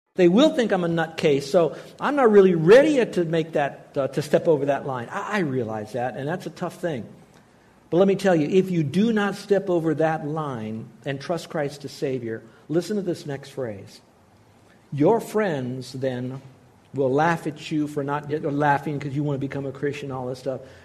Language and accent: English; United States; I'm an American